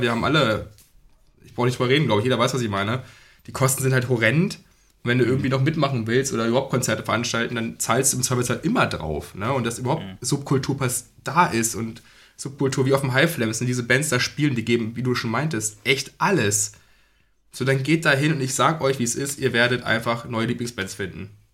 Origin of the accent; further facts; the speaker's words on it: Braunschweig, Lower Saxony, Germany; wir kommen aus Braunschweig, die Braunschweiger Szene